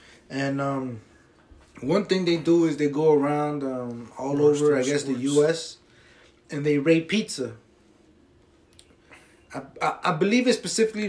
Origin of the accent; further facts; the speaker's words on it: Paterson, New Jersey, United States; We out here in Paterson, New Jersey. For people that don't know, maybe newcomers checking in with us. We're from Paterson, Jersey.